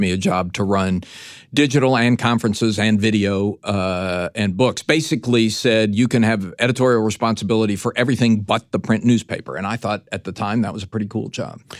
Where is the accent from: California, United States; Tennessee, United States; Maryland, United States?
Tennessee, United States; I grew up in Tennessee.